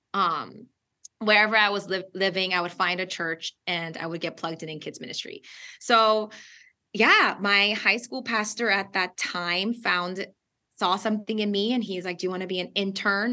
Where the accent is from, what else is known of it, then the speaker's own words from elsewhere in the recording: Southern California, United States; English is a second language; we are originally from SoCal.